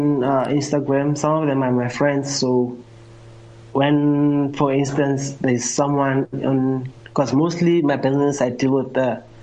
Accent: Midrand, Gauteng, South Africa; I'm 27 years old. I grew up in Midrand, in the hood. It's not the burbs.

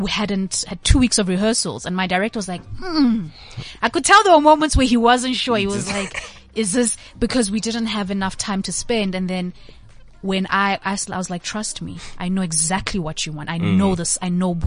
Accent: Johannesburg, Gauteng, South Africa; I was raised in Yeovil, Hillbrow.

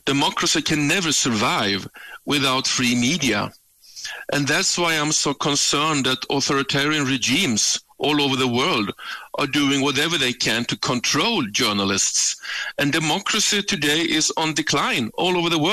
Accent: Sweden; born or raised there; moved away as an adult; now in South Africa

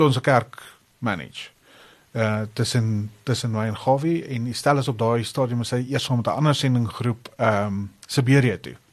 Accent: Pretoria, Gauteng, South Africa; ek het groot geword hier in Pretoria

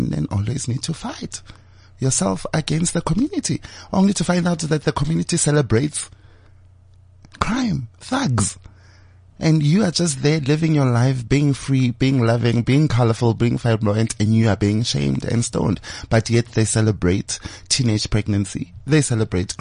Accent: Johannesburg, Gauteng, South Africa; Born and bred in Gomorrah

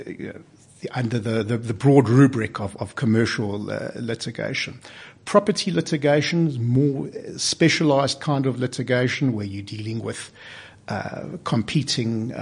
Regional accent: Cape Town, Western Cape, South Africa; moved away; I come from Cape Town, and I practiced law in Cape Town for 13 years

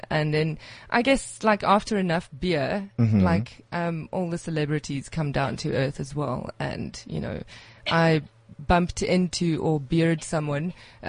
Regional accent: South Africa; now in Reykjavik, Iceland; Being a South African living there, like obviously, I was very snow crazy.

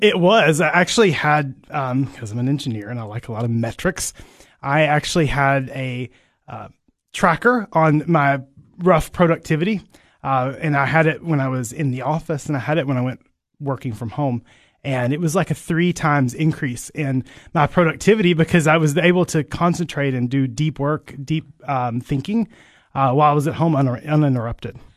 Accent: Barren County, Kentucky, United States; moved away as an adult; now in Cookeville, United States; I grew up on a farm in, uh, Barron County, Kentucky

